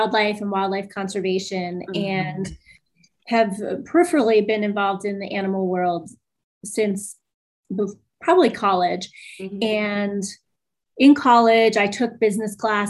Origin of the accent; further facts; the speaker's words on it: East Coast, United States; moved away; I grew up on the East Coast.